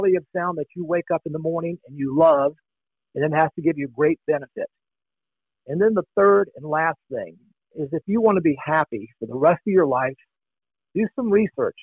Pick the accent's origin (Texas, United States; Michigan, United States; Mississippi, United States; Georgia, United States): Mississippi, United States; Long Beach; now in Escondido, United States; I'm originally from the Mississippi Gulf Coast, a beautiful little town called Long Beach